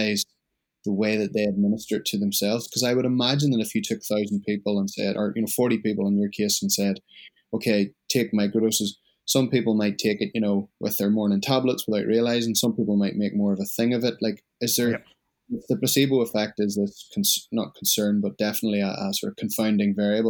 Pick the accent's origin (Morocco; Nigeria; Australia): Australia; being an Australian citizen